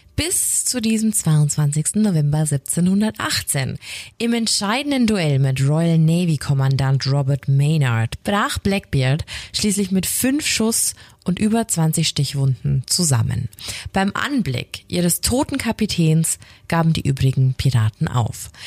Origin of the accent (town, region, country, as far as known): Franconia, Bavaria, Germany; accent: Franconian